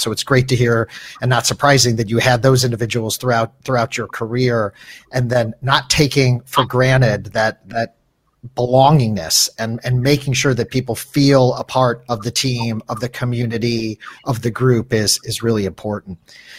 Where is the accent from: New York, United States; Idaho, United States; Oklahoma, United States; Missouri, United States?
Missouri, United States; St. Louis; St. Louis, my hometown